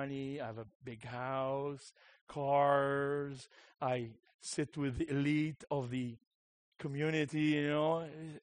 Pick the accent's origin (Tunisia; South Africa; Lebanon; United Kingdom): Lebanon; Beirut, Beirut Governorate; I was born in Beirut